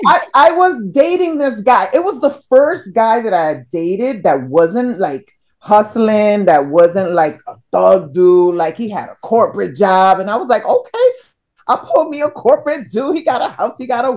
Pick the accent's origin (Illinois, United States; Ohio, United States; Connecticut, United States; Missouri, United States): Connecticut, United States; I'm from Connecticut, but it's close enough.